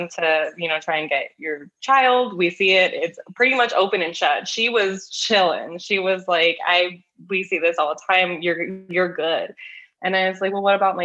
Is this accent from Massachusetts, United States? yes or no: no; Los Angeles, California, United States; I am from Los Angeles